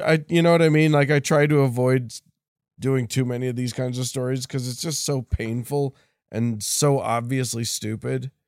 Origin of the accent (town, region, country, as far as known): Utah, United States